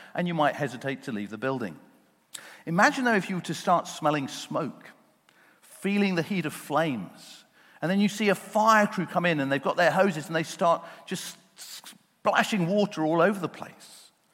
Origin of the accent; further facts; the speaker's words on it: United Kingdom; those of us who were born and brought up here in the UK